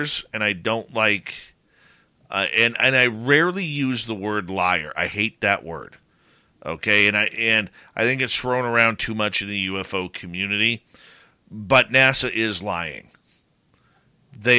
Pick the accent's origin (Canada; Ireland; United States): Canada; Abbotsford, British Columbia; my hometown of Abbotsford, British Columbia